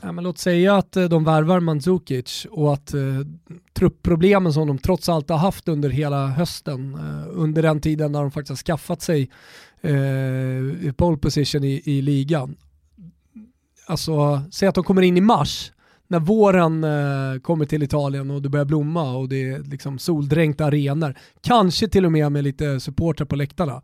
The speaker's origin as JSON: {"language": "Swedish", "country": "Sweden", "said": "vi är svenskar"}